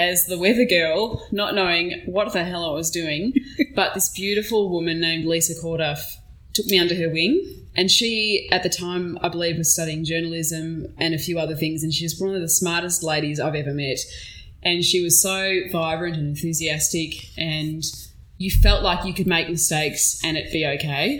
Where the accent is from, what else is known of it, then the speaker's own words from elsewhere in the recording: Melbourne, Victoria, Australia; also born or lived in Yarra Valley; I grew up in Bayside in Melbourne. Mm-hmm. So um, we moved around quite a bit growing up. So we'd either be Brighton or Hampton or Beaumaris.